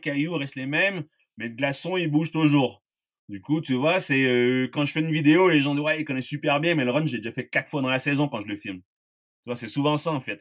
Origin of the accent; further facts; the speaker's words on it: Quebec, Canada; moved away as an adult; now in La Grave, France; je viens du Québec